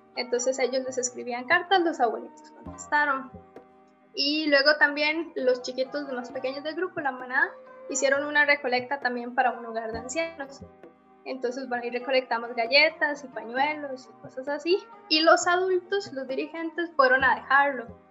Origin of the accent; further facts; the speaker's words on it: Sabanilla, San José, Costa Rica; Nosotros vivíamos en casi que la última finca que quedaba en Sabanilla.